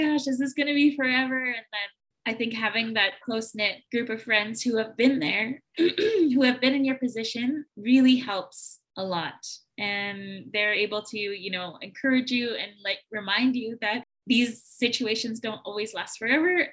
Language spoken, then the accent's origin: English; Manitoba, Canada; I'm from Manitoba